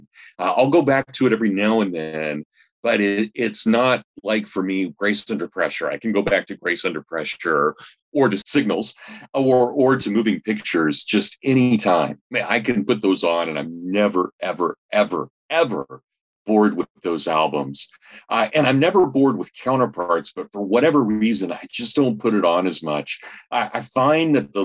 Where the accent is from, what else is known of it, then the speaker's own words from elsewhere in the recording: Hutchinson, Kansas, United States; I grew up in Kansas. I grew up in a medium-sized town, about 35,000 people, Hutchinson, Kansas.